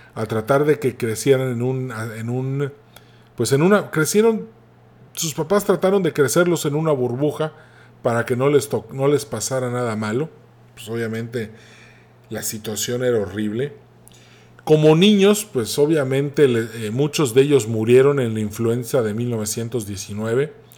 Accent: Mexico

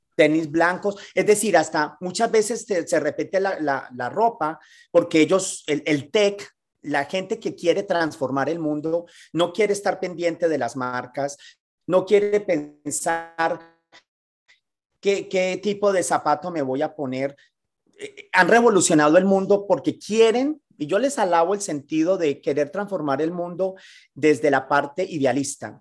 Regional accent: Colombia; moved away as an adult; also born or lived in Mexico City, Mexico / Miami, United States; now in San Francisco, United States; luego regresé a Colombia. Soy un co, un, un, un latino, porque hoy más que hoy que colombiano, yo me veo como un latino

